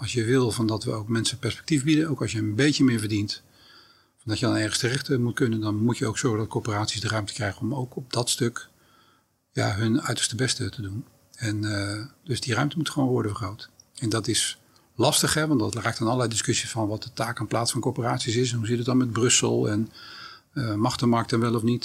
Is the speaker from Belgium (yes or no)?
no; Rotterdam, South Holland, Netherlands; also born or lived in The Hague; opgegroeid in Rotterdam-Zuid